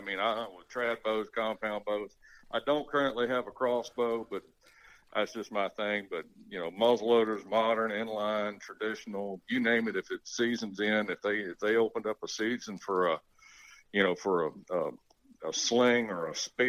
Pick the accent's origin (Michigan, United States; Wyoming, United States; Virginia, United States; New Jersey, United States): Virginia, United States; Nelson County, Central; moved away as an adult; also born or lived in upstate New York / Vermont / New Hampshire; born and raised in Central Virginia, little area called Nelson County, which is halfway between Charlottesville and Lynchburg. It was middle of nowhere when I was born and raised and growing up there. It has been semi-discovered